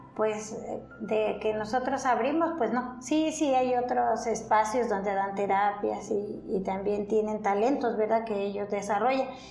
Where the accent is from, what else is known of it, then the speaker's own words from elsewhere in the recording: Mixquiahuala, Hidalgo, Mexico; aquí en Misquiahuala. Yo aquí, esta población a donde yo nací